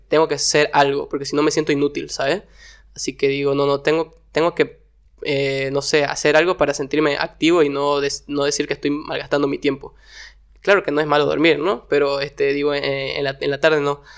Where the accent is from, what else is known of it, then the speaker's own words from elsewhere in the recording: Warnes, Santa Cruz, Bolivia; yo nací acá en Santa Cruz, pero la mayoría de mi infancia me crié en Warnes